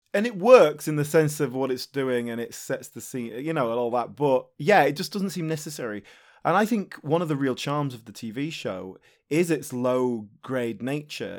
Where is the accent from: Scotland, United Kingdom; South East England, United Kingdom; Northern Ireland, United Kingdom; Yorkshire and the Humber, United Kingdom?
Yorkshire and the Humber, United Kingdom; near Leeds; when I was a teenager, uh, growing up near Leeds